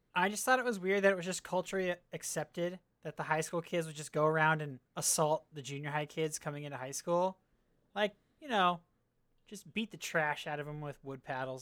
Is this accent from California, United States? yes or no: yes; California, United States; I grew up in California where our football team was okay